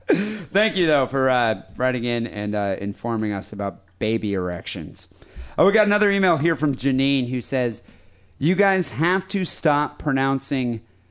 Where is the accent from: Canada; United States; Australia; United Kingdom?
Australia; Perth, Western Australia; Greetings from Perth. … I am from Perth, Western Australia.